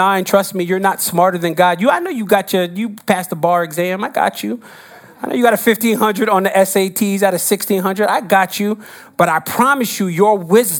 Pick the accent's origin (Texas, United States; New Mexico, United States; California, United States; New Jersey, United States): New Jersey, United States; now in New York, United States; I grew up in Jersey